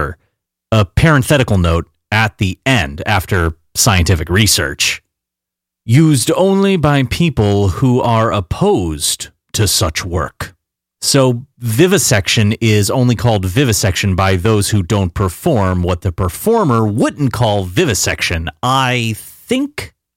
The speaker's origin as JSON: {"language": "English", "country": "United States", "tie": "born or raised there", "said": "a middle-class American kid growing up in the late 80s and early 90s"}